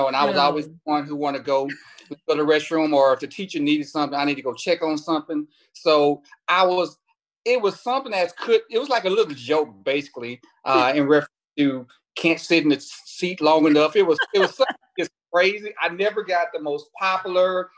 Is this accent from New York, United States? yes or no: no; Houston, Texas, United States; also born or lived in Kentucky; I'm born and raised in Houston, Texas